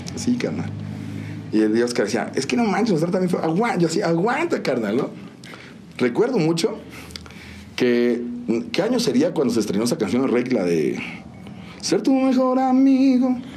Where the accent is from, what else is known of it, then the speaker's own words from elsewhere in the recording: San Juan del Río, Querétaro, Mexico; also born or lived in Mexico City; nací en la Ciudad de México y llegué aquí a San Juan a los tres años. Ya, San Juan. Sí, yo digo, no, yo siempre quien me pregunté, digo, esta es mi tierra